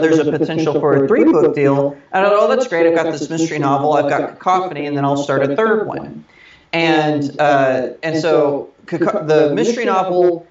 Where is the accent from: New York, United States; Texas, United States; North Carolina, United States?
Texas, United States; moved away as an adult; also born or lived in Redding, California; now in Los Angeles, United States; I'm a Texan, born and raised